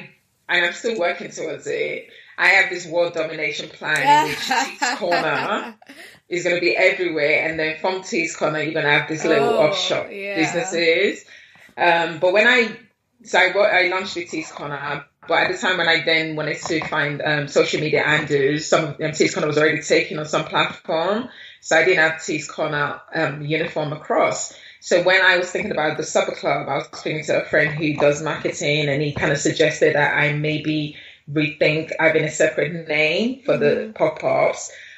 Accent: Nigeria; now in London, United Kingdom; I wanted to eat the street food that I grew up eating in Nigeria.

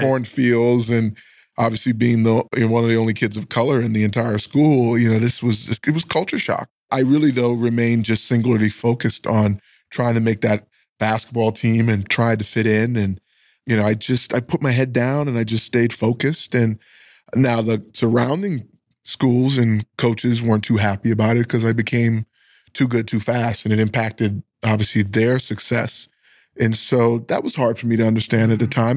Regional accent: Bahamas; moved away; I grew up in the islands of the Bahamas, which is off the coast of Miami.

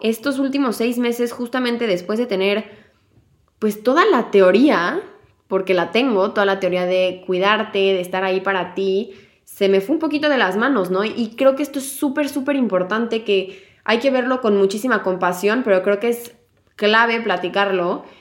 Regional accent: Mexico; moved away; La última vez que me fui de México

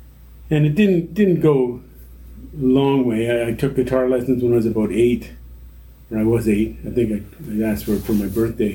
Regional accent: Kitchener, Ontario, Canada; also born or lived in Brantford, Ontario; we moved to Kitchener when I was 10 from Brantford. We moved to Kitchener

